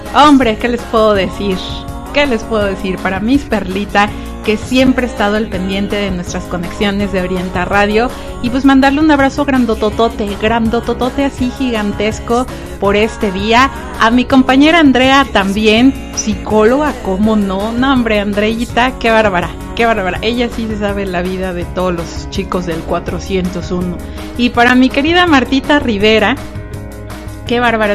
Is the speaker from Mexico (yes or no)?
yes; Mexico